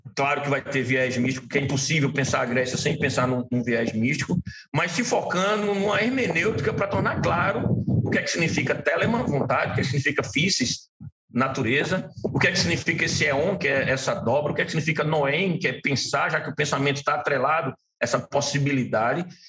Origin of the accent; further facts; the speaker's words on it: Recife, Pernambuco, Brazil; eu sou daqui de Recife